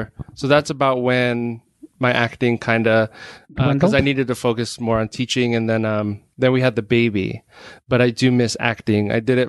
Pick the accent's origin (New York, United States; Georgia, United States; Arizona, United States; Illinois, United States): Arizona, United States; I was born and raised in Arizona.